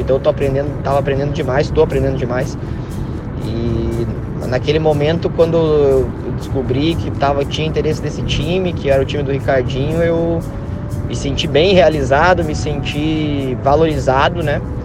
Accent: Curitiba, Paraná, Brazil; moved away as an adult; now in France; sou natural de Curitiba, do bairro do Xaxim, e atualmente eu sou estou vivendo na França

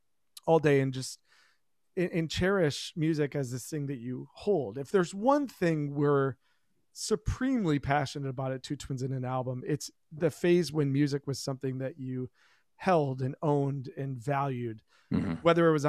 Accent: Plymouth, Michigan, United States; when we were kids, we grew up in Plymouth, Michigan, and there was a record shop in town called Repeat the Beat, an independent-owned record store.

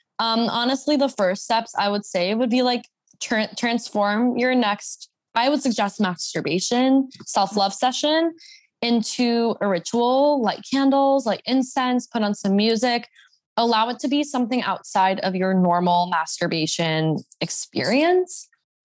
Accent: the Bible Belt, United States; now in Los Angeles, United States; I wasn't really like fully in my slut era until I moved to LA, and I grew up in the Bible Belt

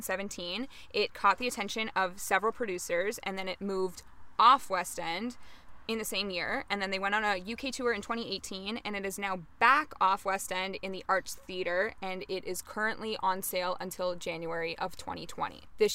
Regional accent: Canada; Even though we're Canadian

